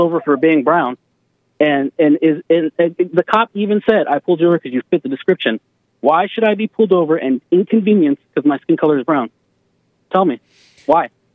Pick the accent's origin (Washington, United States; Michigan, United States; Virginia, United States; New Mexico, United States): New Mexico, United States; Albuquerque; I'm from Albuquerque, New Mexico, and the predominant majority is brown people.